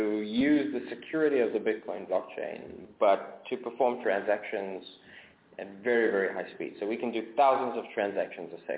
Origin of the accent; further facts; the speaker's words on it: South Africa; moved away; I grew up in South Africa, and South Africa, when I was growing up, and still has massive capital controls